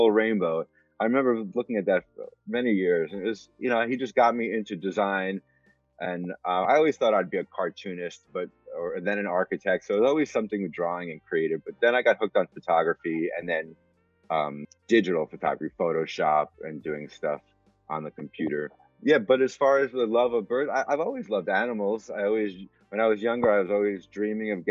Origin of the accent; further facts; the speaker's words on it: New York, United States; moved away; also born or lived in Medford, Massachusetts; I grew up in New York